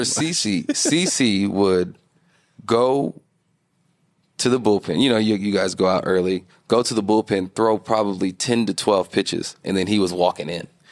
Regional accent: Nashville, Tennessee, United States; I'm from Nashville

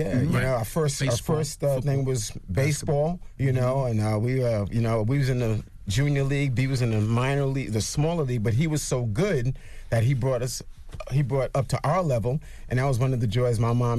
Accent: Brooklyn, New York, United States; We're based from Brooklyn, Brooklyn all day.

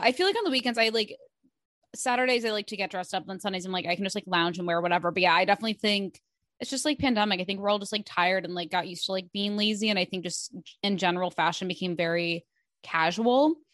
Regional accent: Midwest, United States; moved away as an adult; now in New York, United States; we grew up in the Midwest

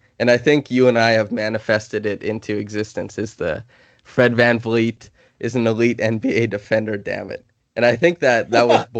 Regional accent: Saskatchewan, Canada; moved away; I'm from Saskatchewan, so there's plenty of space

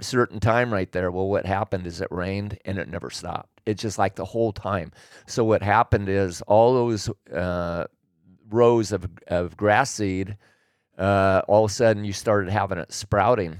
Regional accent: Willamette Valley, Oregon, United States; moved away as an adult; now in California, United States; I was born and raised in Oregon. And, uh, so I grew up in the Willamette Valley

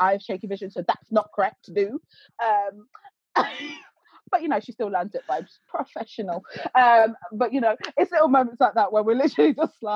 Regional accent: Leicester, East Midlands, United Kingdom; I'm from Leicester

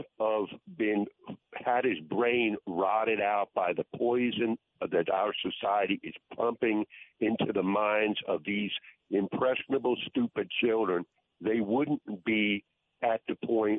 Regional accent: Texas, United States; now in Seattle, United States; I'm living in Seattle, but I am actually from Texas.

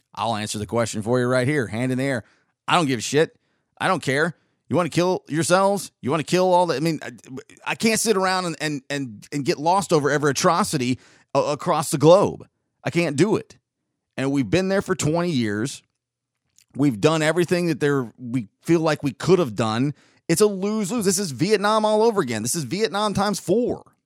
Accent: North Georgia, United States; also born or lived in Southern California; we moved to t, North Georgia in nineteen eighty-six.

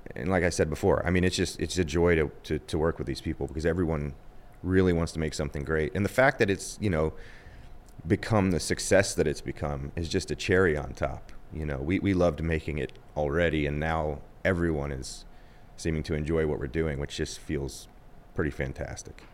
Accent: Ohio, United States; moved away as an adult; also born or lived in New York / Los Angeles; I'm from Ohio.

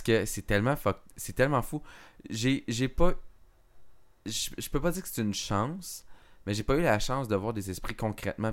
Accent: Montebello, Quebec, Canada; je, suis, natif, dans le fond, de l'Outaouais, dans le fond, pour les gens qui ne savent pas, je viens de, de Montebello

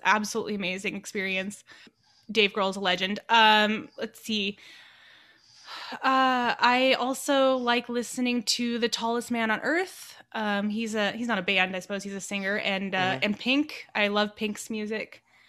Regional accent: Los Angeles, California, United States; I was born and raised in Los Angeles, California, and spent most of my time in a little kind of suburb in Los Angeles called Chatsworth.

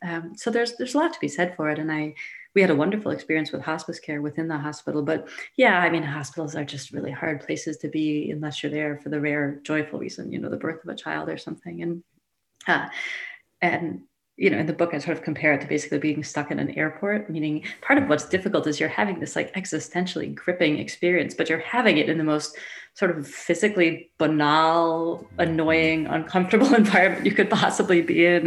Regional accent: Shaker Heights, Ohio, United States; I grew up in this incredibly like you know coddled upper middle class, uh, basically upper class suburb of Cleveland, Shaker Heights.

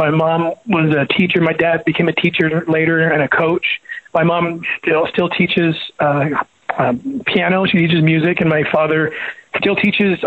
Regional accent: Los Angeles, California, United States; when I was growing up in Southern California

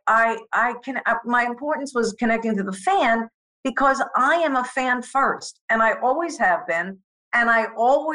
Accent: Long Island, New York, United States; accent: New York; also born or lived in Manhattan, New York City / Queens; I was born in Manhattan in New York City. You know, sure, I was raised on Long Island

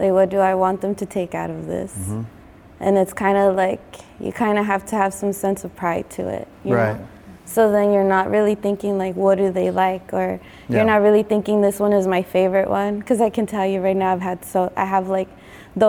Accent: Los Angeles, California, United States; I grew up here in East LA, Boyle Heights, downtown

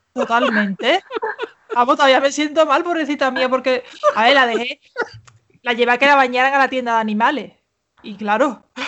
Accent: Seville, Andalusia, Spain; soy de Sevilla. soy andaluza

